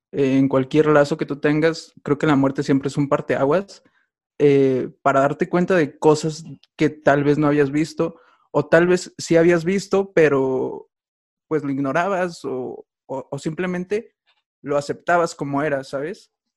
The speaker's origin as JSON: {"language": "Spanish", "region": "Mexico City", "country": "Mexico", "said": "soy de México, eh, de Tláhuac"}